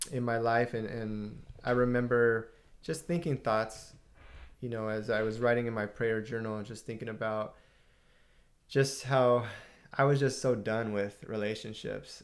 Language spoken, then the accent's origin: English; Southern California, United States; we're Southern California, uh, born and raised and uh, not far from Los Angeles